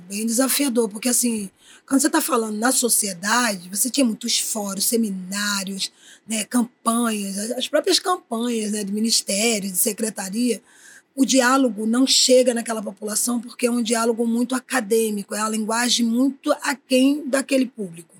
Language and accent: Portuguese; Paulista, Pernambuco, Brazil; now in Rio de Janeiro, Brazil; Eu sou natural de Pernambuco, nasci na Praia do Janga